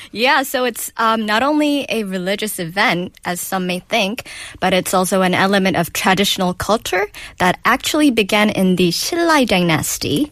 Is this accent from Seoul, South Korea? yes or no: no; Busan, South Korea; my hometown